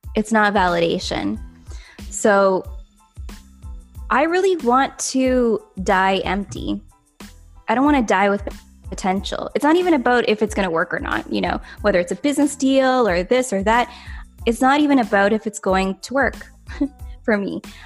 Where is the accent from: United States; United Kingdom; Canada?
Canada; I'm from Canada